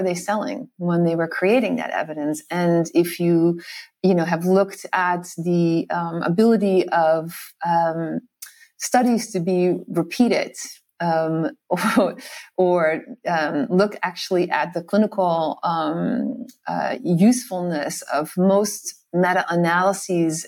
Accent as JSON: {"language": "English", "country": "Netherlands", "tie": "born or raised there", "also_born_or_lived": "New York City, United States", "moved": "as an adult", "said": "I grew up in the Netherlands. I'm Dutch and I lived there for my first 21 years"}